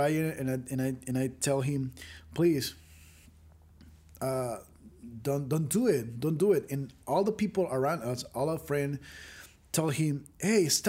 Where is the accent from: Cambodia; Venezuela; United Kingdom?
Venezuela; I grew up in Venezuela with a little and beautiful family